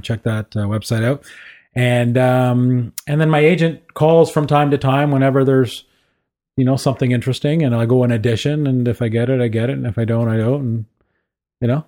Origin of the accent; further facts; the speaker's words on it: Kingston, Ontario, Canada; I was, uh, born and raised in Kingston, Ontario